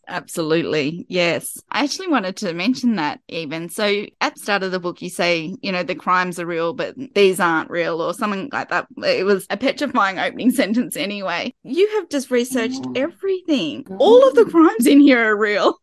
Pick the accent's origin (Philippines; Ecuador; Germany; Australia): Australia; Sydney, New South Wales; this is my hometown. Well, Sydney